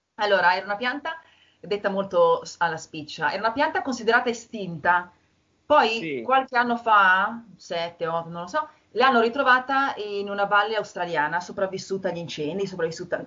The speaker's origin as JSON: {"language": "Italian", "town": "Milan", "region": "Lombardy", "country": "Italy", "tie": "born or raised there", "also_born_or_lived": "England", "moved": "as an adult", "said": "io sono di Milano"}